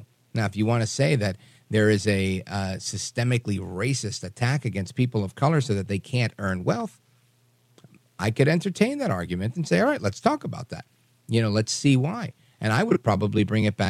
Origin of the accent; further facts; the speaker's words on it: New York City, New York, United States; moved away; also born or lived in Hudson County, New Jersey; I grew up in Brooklyn, New York